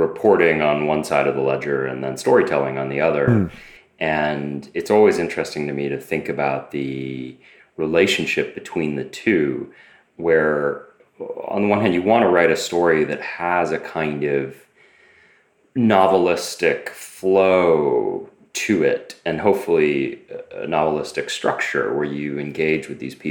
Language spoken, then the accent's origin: English; Boston, Massachusetts, United States; I grew up in Boston